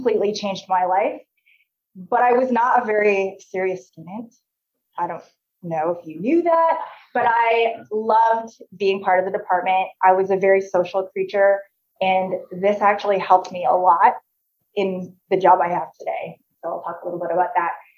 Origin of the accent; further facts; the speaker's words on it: Canada; moved away as an adult; also born or lived in Indiana, United States; now in Nebraska, United States; I came from Canada